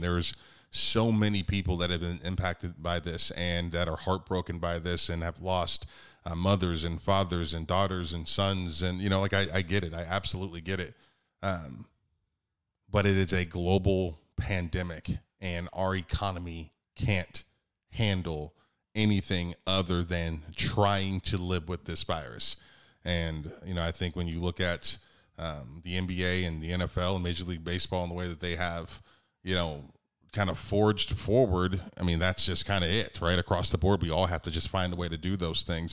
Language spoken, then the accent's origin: English; United States; I'm an American